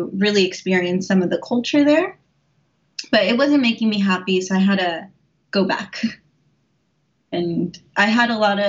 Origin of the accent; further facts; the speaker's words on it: San Diego, California, United States; moved away as an adult; also born or lived in Irvine, California / Nara, Japan; now in Osaka, Japan; I'm from San Diego, California, went to school in Irvine